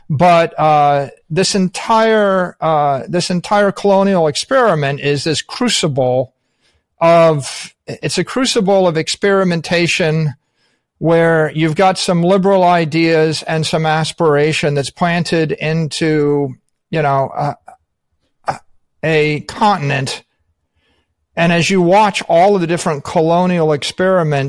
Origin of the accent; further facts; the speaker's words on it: United States; as an American